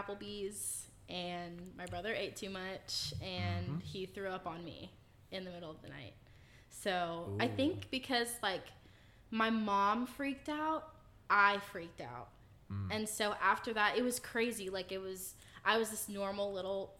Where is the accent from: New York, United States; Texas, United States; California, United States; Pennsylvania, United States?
Texas, United States; Fort Worth; I was born and raised in Texas. I was born in Fort Worth, and I lived there for the first 10, 11 years of my life.